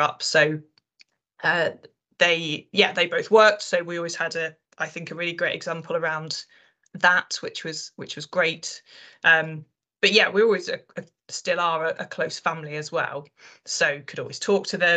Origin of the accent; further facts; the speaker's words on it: Rutland, East Midlands, United Kingdom; now in Leigh-on-Sea, United Kingdom; I grew up in the East Midlands, in a really tiny place called Rutland